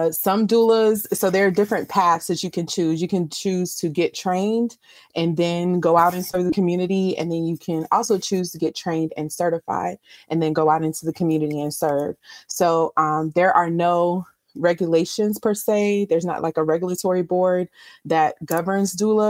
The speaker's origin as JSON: {"language": "English", "town": "Savannah", "region": "Georgia", "country": "United States", "tie": "born or raised there", "said": "my hometown of Savannah"}